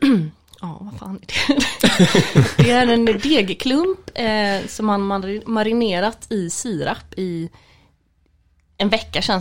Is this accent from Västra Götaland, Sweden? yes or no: yes; Gothenburg, Västra Götaland, Sweden; nej men jag måste väl säga Göteborg, jag är